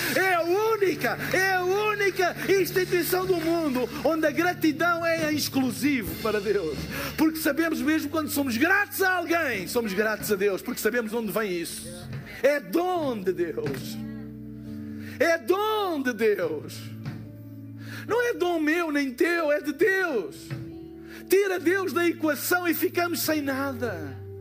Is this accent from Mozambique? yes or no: no; Portugal; eu sou de Portugal